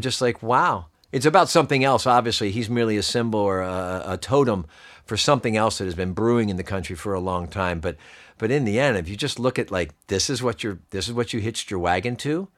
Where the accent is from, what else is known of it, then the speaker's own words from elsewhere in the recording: Pennsylvania, United States; I'm from Pennsylvania